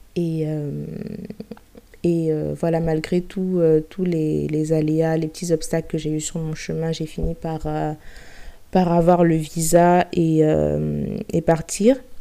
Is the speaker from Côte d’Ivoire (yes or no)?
yes; Abidjan, Côte d’Ivoire; moved away as an adult; now in France; ça va faire six ans que j'ai quitté Abidjan pour euh, venir poursuivre mes études supérieures en France